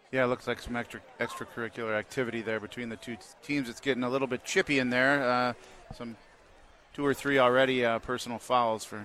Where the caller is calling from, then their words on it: Milwaukee, Wisconsin, United States; Hey, I'm tapping in from the Milwaukee County Jail.